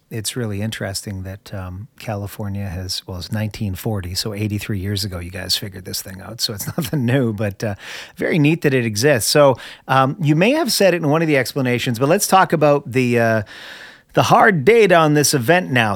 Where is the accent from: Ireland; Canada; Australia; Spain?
Canada; now in United States; I'm originally from Canada, my friend. I'm okay. Canadian. Of course, I'm a Canadian American now